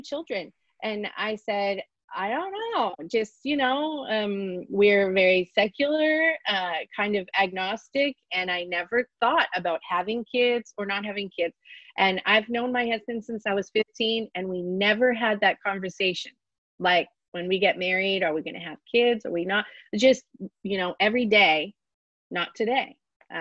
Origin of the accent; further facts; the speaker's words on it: Pittsburgh, Pennsylvania, United States; moved away as an adult; now in North Pole, United States; we grew up in Pittsburgh, which is a pretty big city